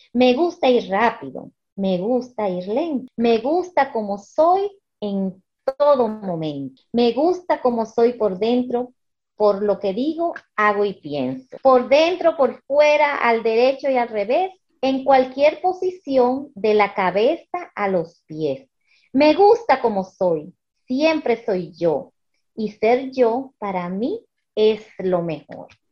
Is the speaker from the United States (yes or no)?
yes; United States; now in Dominican Republic; yo nací, me crié en, Estados Unidos, pero mis padres eh, son dominicanos